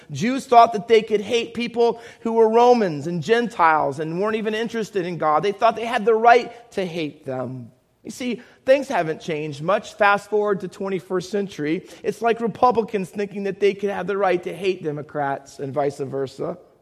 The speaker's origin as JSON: {"language": "English", "town": "Findlay", "region": "Ohio", "country": "United States", "tie": "born or raised there", "also_born_or_lived": "Camden, New Jersey", "moved": "yes", "lives_now": "Hamilton, United States", "said": "I was born in Camden, New Jersey. Um, most of you know that, I hope. Cooper Hospital. Um, but I grew up in Findlay, Ohio."}